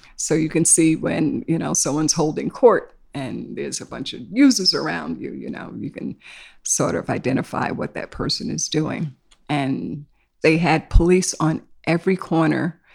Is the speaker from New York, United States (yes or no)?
yes; New York City, New York, United States; also born or lived in South Carolina; I was born in South Carolina, so my family was one of those that migrated to New York. So, I've been here since I was five. And I've lived in Harlem, in East Harlem, and then we moved to Queens.